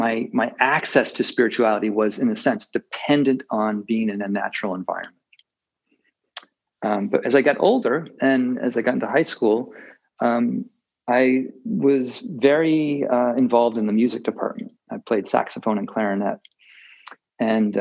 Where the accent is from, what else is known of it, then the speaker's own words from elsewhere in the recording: Massachusetts, United States; moved away as an adult; also born or lived in India / Taiwan; now in Maine, United States; I grew up in Massachusetts